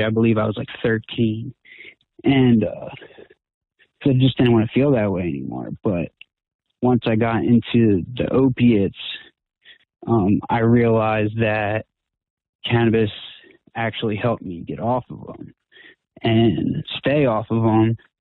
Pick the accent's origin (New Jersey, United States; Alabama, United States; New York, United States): New Jersey, United States; moved away as an adult; now in Pittsburgh, United States; I'm originally from South Jersey, and so I had to move from there